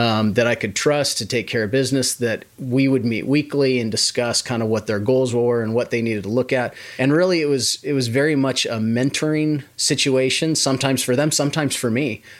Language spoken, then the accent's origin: English; Washington, United States; moved away as an adult; also born or lived in Idaho / Las Vegas; now in Oklahoma City, United States; I grew up in the Pacis-, Pacific Northwest in Washington State